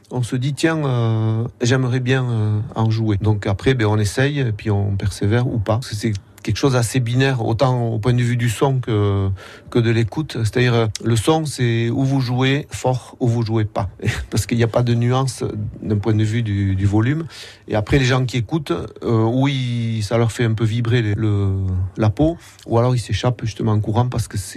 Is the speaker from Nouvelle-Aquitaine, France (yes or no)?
yes; Nouvelle-Aquitaine, France; En gros, c'est quand même le, Pays Basque.